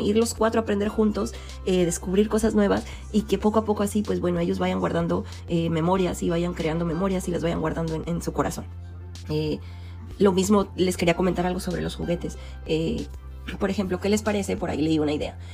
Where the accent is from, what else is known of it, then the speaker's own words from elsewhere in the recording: Jalisco, Mexico; moved away; Ahí en Jalisco, de donde yo soy